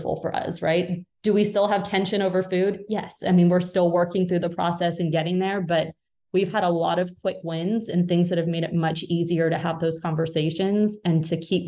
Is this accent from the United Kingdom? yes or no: yes; United Kingdom; moved away; I'm British originally.